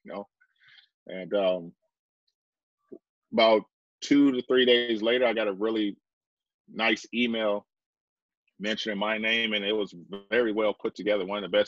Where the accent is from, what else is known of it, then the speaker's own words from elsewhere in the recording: Vancouver, British Columbia, Canada; I'm from Vancouver. You know, I live on Vancouver, Canada.